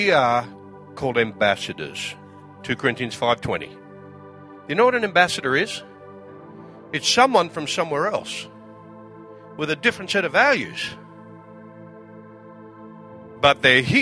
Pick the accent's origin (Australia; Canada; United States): Australia; I'm from Australia